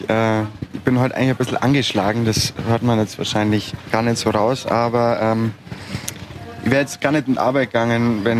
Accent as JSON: {"language": "German", "region": "Bavaria", "country": "Germany", "tie": "born there", "said": "Wir sind beide in Oberbayern geboren."}